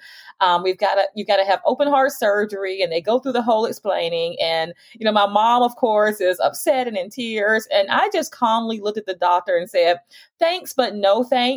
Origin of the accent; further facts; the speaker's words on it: Montgomery, Alabama, United States; I was born and raised in Montgomery, Alabama